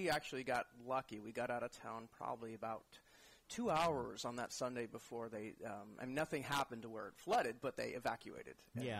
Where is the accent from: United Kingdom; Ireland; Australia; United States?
United States; Pleasanton, California; also born or lived in Livermore, California; So I'm from Pleasanton, Livermore.